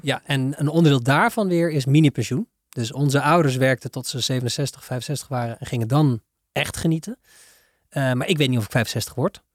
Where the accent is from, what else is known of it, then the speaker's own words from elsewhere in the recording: Netherlands; Wij zijn als Hollanders